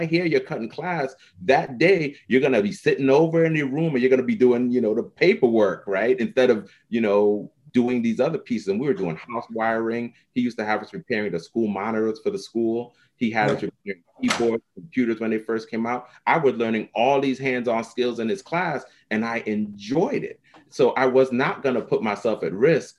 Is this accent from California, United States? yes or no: no; Hartford, Connecticut, United States; also born or lived in St. Thomas, U.S. Virgin Islands; I came to Hartford probably about when I was, you know, back, and I'm going to go all the way back, 1979. Yeah. And I've lived here ever since